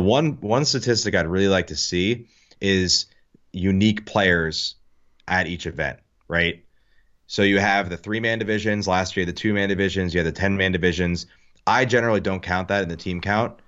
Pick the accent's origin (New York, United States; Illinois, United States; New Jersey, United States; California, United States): New Jersey, United States; I'm from Jersey